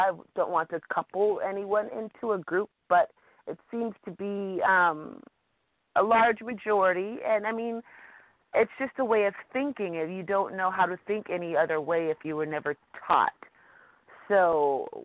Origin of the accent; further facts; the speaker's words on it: San Francisco, California, United States; I am from San Francisco, California